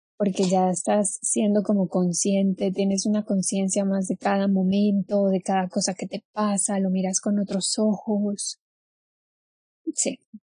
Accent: Cali, Valle del Cauca, Colombia; moved away as an adult; now in Mexico; Nací en Colombia, sí, nací, en, nací en Cali, eh, ahora vivo en México desde hace seis años

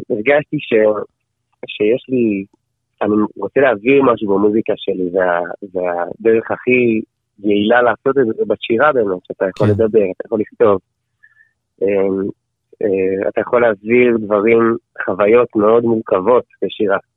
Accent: Efrat, Judea and Samaria Area, Israel; moved away as an adult; also born or lived in Jerusalem; now in Otniel; אני בן 25, אה, אני נשוי עם ילד ילד ואישה מתוקים מדבש. אמ, גדלתי באפרת, אמ, משם עברתי לירושלים, כן. עכשיו אנחנו בעתניאל

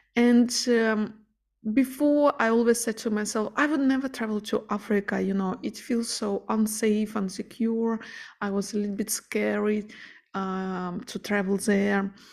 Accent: Ukraine; moved away; I'm originally from Ukraine and all my family and friends are living there

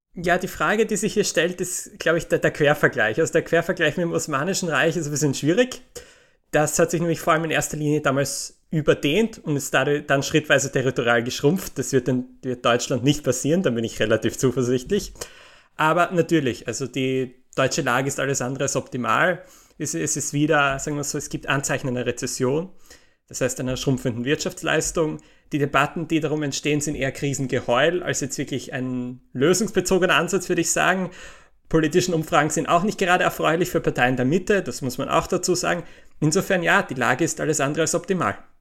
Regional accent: Austria; in Österreich, in meinem Heimatland

